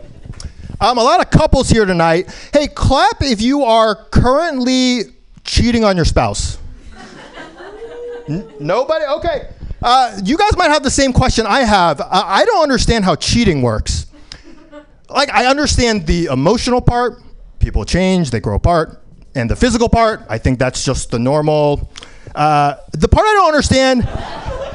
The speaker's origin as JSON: {"language": "English", "region": "New York", "country": "United States", "tie": "born or raised there", "moved": "yes", "lives_now": "San Francisco, United States", "said": "I was born in New York"}